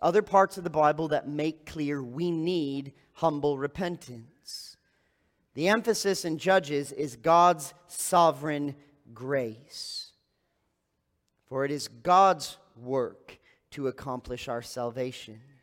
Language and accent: English; East Lansing, Michigan, United States; moved away; I grew up in East Lansing, Michigan